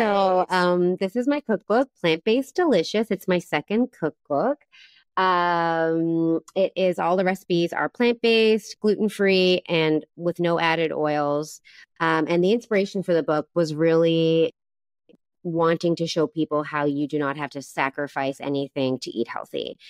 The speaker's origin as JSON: {"language": "English", "region": "East Coast of Canada", "country": "Canada", "moved": "as an adult", "lives_now": "Taiwan", "said": "I'm from the east coast of Canada"}